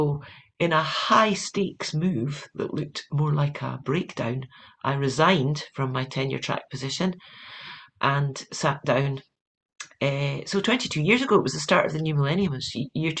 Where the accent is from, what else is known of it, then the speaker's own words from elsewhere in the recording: Edinburgh, Scotland, United Kingdom; moved away as an adult; now in California, United States; I am a Scot who moved to California